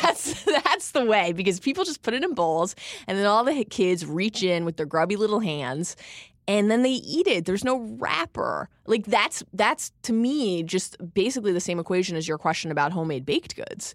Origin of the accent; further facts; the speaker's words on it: Maryland, United States; growing up in Maryland